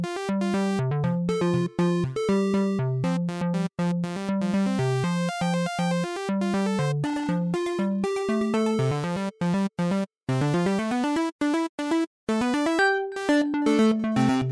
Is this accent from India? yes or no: no; Edmonton, Alberta, Canada; when I was a kid growing up in Edmonton